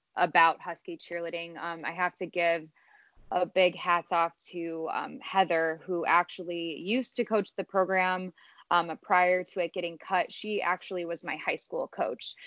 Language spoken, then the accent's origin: English; Streamwood, Illinois, United States; I'm from Streamwood, Illinois. I was born and raised, grew up here